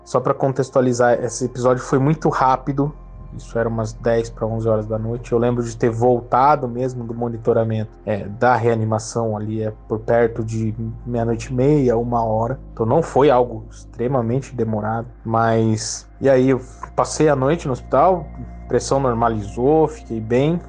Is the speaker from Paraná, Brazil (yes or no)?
no; Atibaia, São Paulo, Brazil; sou da cidade de Atibaia, interior de São Paulo